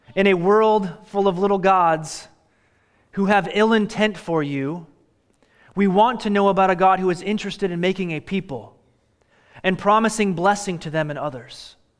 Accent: Royal Oak, Michigan, United States; now in Oregon, United States; I've lived here for twenty-five years, but I was born in Royal Oak, Michigan

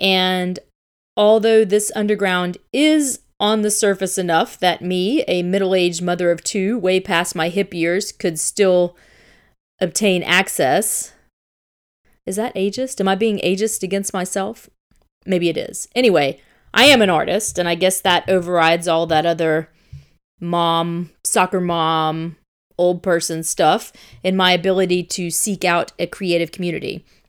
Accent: Tennessee, United States; Chattanooga is in my home state, and I haven't really visited there since I was a kid

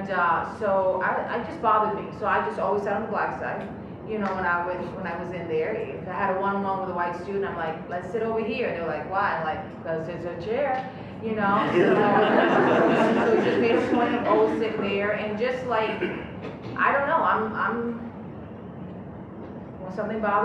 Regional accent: Miami, Florida, United States; moved away as an adult; also born or lived in Michigan; I grew up in Miami, I'm a Cuban girl from Miami

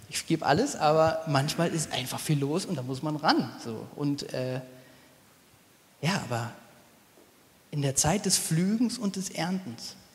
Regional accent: Nordhorn, Lower Saxony, Germany; Ich komm, bin aufgewachsen in Nordhorn an der holländischen Grenze. Wenn man sonntags Brot brauchte, ist man eben rübergefahren.

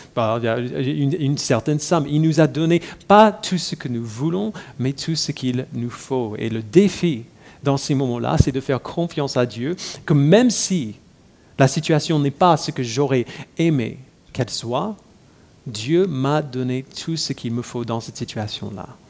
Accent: United States; moved away; j'ai grandi aux États-Unis

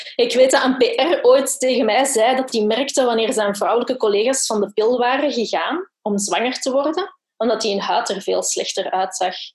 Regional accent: Brussels, Brussels-Capital Region, Belgium; ik ben van Brussel

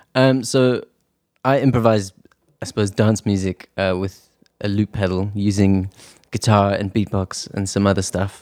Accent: South Africa; also born or lived in Edinburgh, Scotland; now in London, United Kingdom; I grew up in South Africa

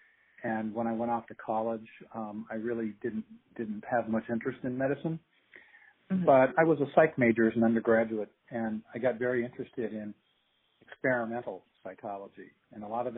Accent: Washington, District of Columbia, United States; I grew up in Washington, D.C.

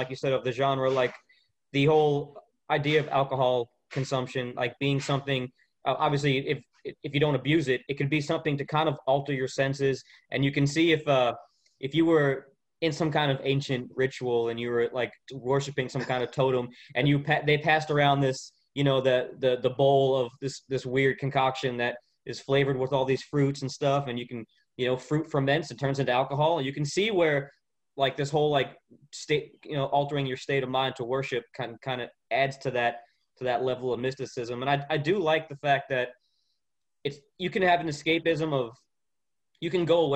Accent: Florida, United States; moved away; I grew up in Florida about 30 minutes from the coast

